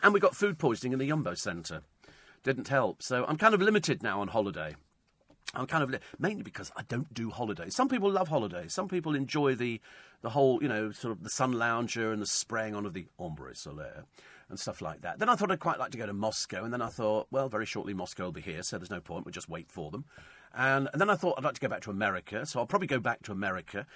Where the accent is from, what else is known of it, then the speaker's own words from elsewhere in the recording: England, United Kingdom; we come from England